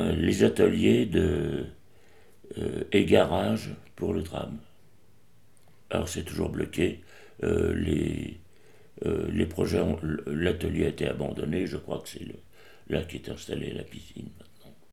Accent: Paris, Île-de-France, France; now in Montreuil, France; je suis né à Paris le 7 février 1936.

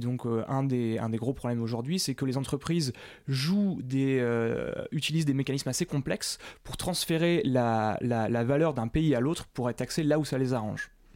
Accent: Paris, Île-de-France, France; en tant que Parisien

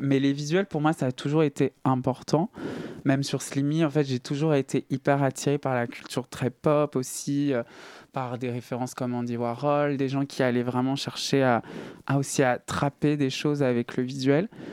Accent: Saint-Étienne, Auvergne-Rhône-Alpes, France; moved away; je viens de Saint-Etienne

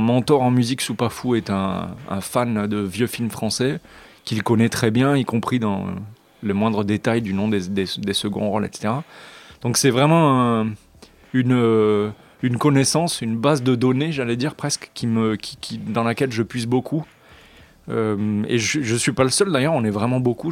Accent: France; je suis français sur un label étranger

